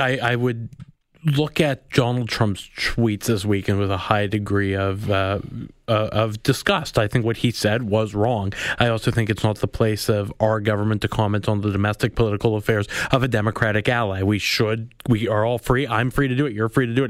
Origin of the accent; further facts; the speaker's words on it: Winnipeg, Manitoba, Canada; I'm from Winnipeg.